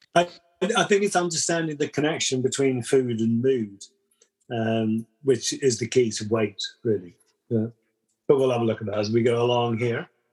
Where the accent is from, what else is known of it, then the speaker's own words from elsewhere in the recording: London, United Kingdom; moved away; I was brought up in London